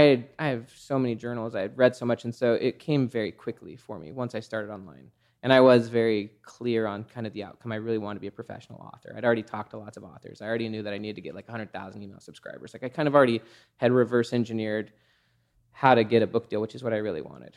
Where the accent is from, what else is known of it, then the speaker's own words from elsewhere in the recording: Salt Lake City, Utah, United States; I grew up in Salt Lake City, Utah.